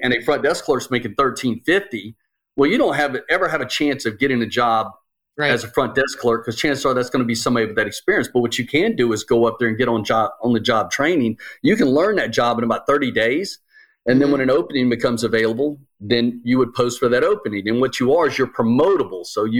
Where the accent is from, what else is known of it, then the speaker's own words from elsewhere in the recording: Jacksonville, Florida, United States; do the Jacksonville Jaguars, because I'm from Jacksonville, do they suck so bad because it's Jacksonville?